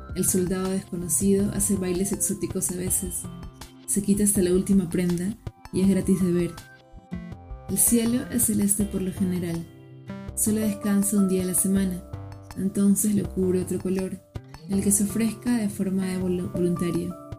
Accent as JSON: {"language": "Spanish", "region": "Lima", "country": "Peru", "tie": "born or raised there", "said": "Nací en Lima, Perú."}